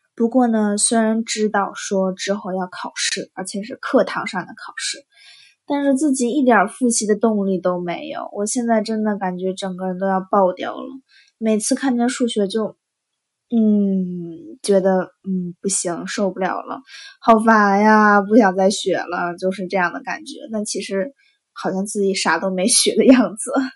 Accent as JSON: {"language": "Chinese", "country": "China", "moved": "yes", "said": "我是中国的"}